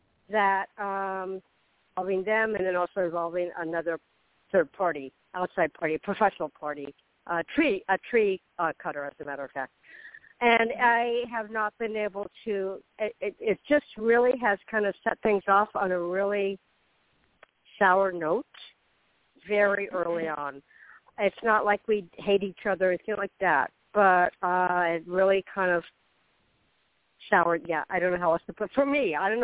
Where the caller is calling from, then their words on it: Florida, United States; This is …. I'm in Florida.